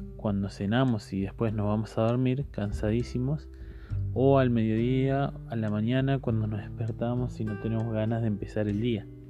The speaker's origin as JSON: {"language": "Spanish", "region": "Córdoba", "country": "Argentina", "said": "Yo soy de Córdoba"}